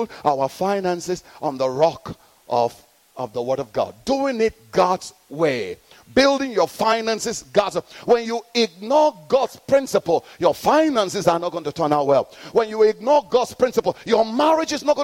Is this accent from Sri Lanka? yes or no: no; Nigeria; moved away; I'm born in Nigeria